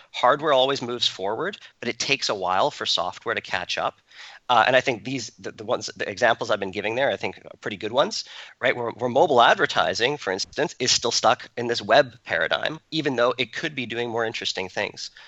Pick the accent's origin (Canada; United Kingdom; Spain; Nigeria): Canada; moved away as an adult; also born or lived in Toronto; now in Silicon Valley, United States; we grew up in Canada